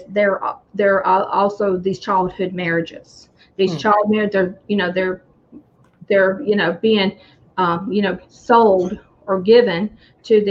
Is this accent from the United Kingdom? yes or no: no; United States; being an American